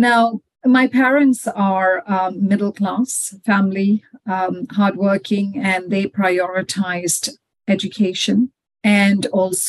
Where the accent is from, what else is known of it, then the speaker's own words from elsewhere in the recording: Malaysia; moved away as an adult; also born or lived in Dubai; now in United Kingdom; I was born and brought up in Malaysia